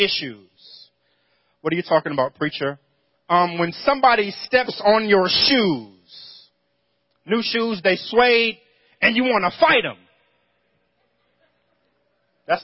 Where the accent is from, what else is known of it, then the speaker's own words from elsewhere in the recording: New York, United States; Growing up in New York